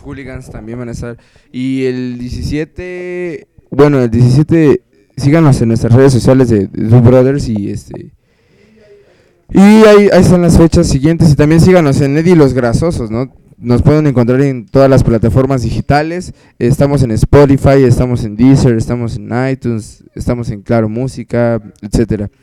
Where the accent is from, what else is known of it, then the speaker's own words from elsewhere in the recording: Mexico; como mexicanos